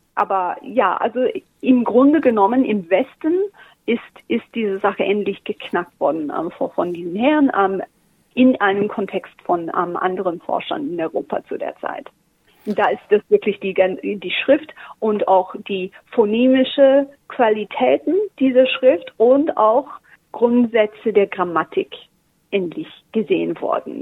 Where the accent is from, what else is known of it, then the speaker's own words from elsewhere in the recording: Australia; German is a second language; moved away as an adult; also born or lived in Germany; ich bin Australierin